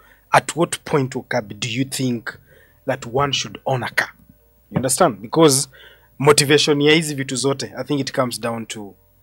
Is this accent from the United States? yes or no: no; Kenya; as a Kenyan